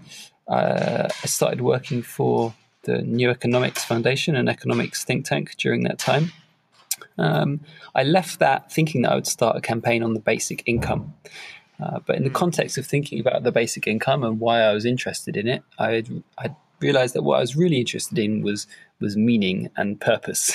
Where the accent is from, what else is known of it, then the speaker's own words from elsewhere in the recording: London, United Kingdom; also born or lived in France; I grew up in London in the UK with a pretty happy and stable childhood family life.